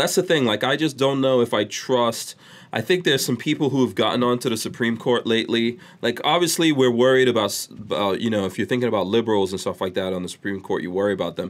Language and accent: English; New York City, New York, United States; also born or lived in Guyana; now in Gainesville, United States; I'm from New York